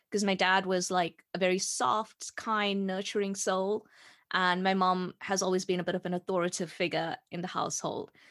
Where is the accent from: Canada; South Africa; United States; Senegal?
South Africa; moved away as an adult; I'm from South Africa and I grew up in South Africa.